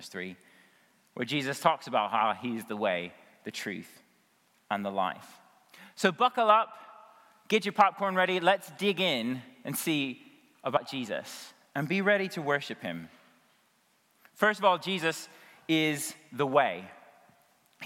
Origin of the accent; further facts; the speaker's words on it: United States; I'm an American